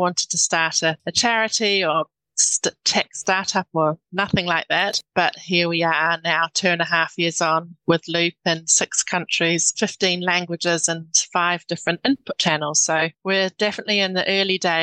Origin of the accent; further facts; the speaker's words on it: New Zealand; moved away; I'm a New Zealander.